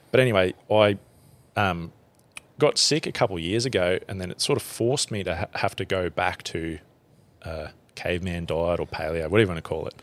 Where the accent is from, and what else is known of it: central Queensland, Australia; born or raised there; also born or lived in Springsure / Emerald / Blackwater